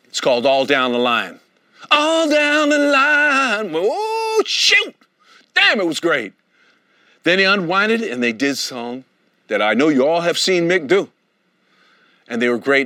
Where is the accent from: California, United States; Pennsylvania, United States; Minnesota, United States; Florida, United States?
California, United States; Oakland; all the lovely people that I grew up with in Oakland, California